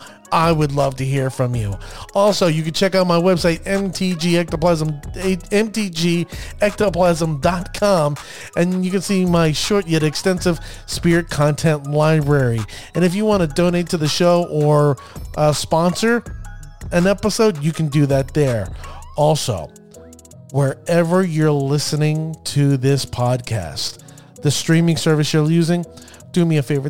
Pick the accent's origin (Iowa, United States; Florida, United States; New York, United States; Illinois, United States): Florida, United States; Orlando; now in New Jersey, United States; As a Florida native, a person that was born and raised in Florida, Orlando to be specific